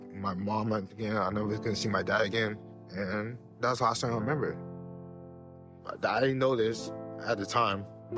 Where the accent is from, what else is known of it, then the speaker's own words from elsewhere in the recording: Houston, Texas, United States; moved away as an adult; also born or lived in Nigeria; I was born and raised in Houston, Texas. That's where I grew up playing tennis